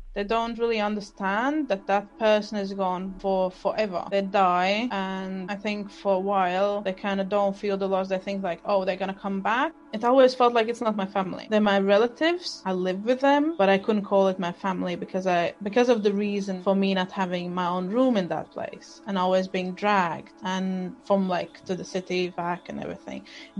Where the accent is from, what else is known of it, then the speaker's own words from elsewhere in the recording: Germany; English is a second language; also born or lived in Latvia / London; now in Glasgow, United Kingdom; So I actually was born in Latvia. However, I grew up part of my childhood in Germany. And somehow in the last 8 years, I ended up living in UK. Before I lived in London and now I moved to Scotland, Glasgow.